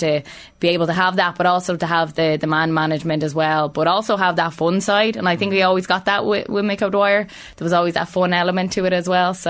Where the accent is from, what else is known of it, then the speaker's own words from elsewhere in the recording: County Meath, Ireland; I'm from Meath, and obviously it's massive for me being from Meath, like growing up watching him